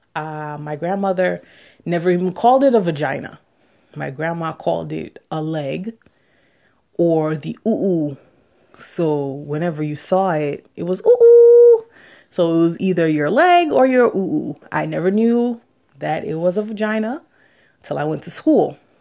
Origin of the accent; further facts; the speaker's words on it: New York City, New York, United States; also born or lived in Jamaica; I'm from Queens, New York, and I would just like to share my experiences as a Jamaican woman exploring her sexuality.